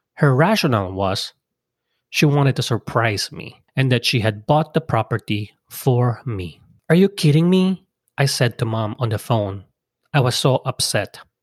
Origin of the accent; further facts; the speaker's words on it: Philippines; moved away; come back to my home country